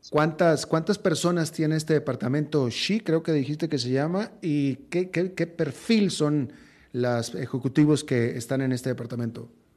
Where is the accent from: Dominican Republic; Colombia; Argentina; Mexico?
Mexico; moved away as an adult; also born or lived in United States; now in Costa Rica; yo que soy mexicano y que viví tantos años en México, después tantos años en Estados Unidos